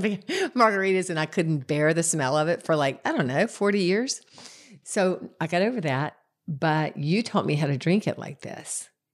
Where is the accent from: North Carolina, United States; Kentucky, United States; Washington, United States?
North Carolina, United States; Concord; I'm from Concord